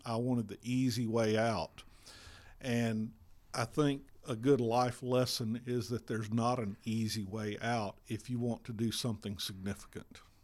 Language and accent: English; South Alabama, United States; moved away as an adult; now in Pendergrass, Georgia, United States; my wife, Amy, and I grew up in South Alabama